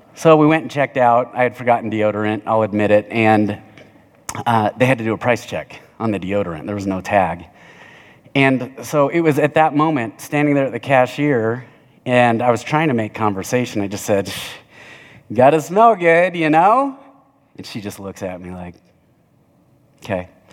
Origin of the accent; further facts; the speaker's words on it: Littleton, United States; I'm from Southside Littleton